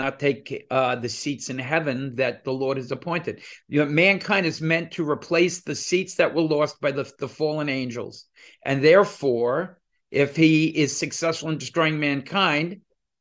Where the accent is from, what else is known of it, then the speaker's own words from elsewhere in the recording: New Jersey, United States; also born or lived in New York; We're two guys from New Jersey